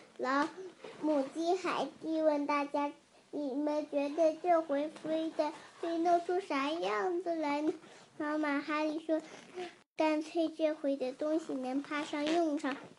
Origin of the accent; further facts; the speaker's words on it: Ningbo, Zhejiang, China; 我来自宁波的